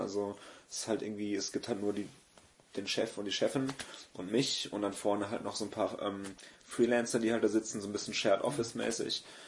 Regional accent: Gummersbach, North Rhine-Westphalia, Germany; also born or lived in Neuss; now in Cologne, Germany; gebürtiger Neusser und aufgewachsen im schönen Gummersbach

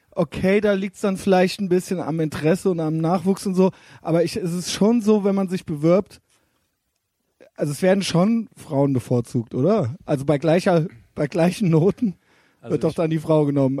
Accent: Koblenz-Neuwied, Rhineland-Palatinate, Germany; now in Cologne, Germany

